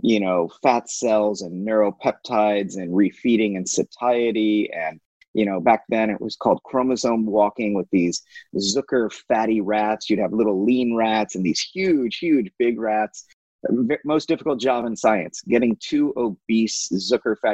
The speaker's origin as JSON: {"language": "English", "town": "St. Louis", "region": "Missouri", "country": "United States", "tie": "born or raised there", "moved": "as an adult", "lives_now": "Singapore", "said": "growing up in St. Louis, Missouri"}